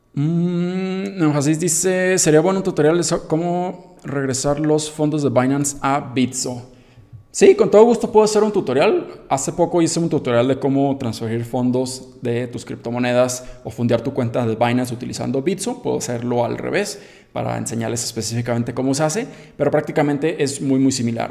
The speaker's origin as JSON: {"language": "Spanish", "country": "Mexico"}